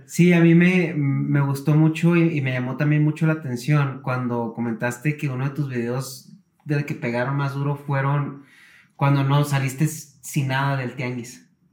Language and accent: Spanish; northern Mexico, Mexico; yo soy del norte de la República